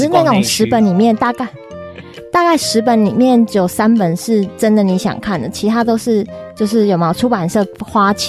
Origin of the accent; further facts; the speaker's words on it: Taiwan; 或是在地的 local 的，像我们台湾人这样子。